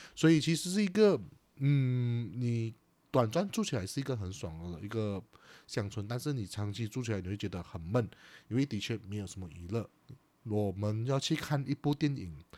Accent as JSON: {"language": "Chinese", "town": "Chaah", "region": "Johor", "country": "Malaysia", "tie": "born or raised there", "said": "我的家乡，它就叫做山河港"}